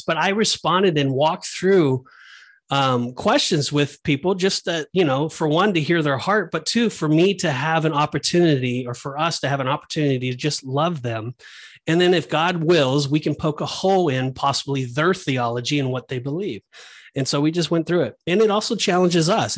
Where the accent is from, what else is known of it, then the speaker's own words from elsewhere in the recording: Southern California, United States; moved away; I'm originally from Southern California